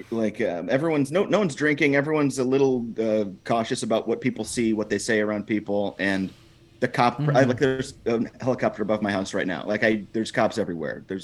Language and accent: English; Kansas City, Missouri, United States; also born or lived in Chicago; now in Los Angeles, United States; I'm from Kansas City. I'm a Royals fan.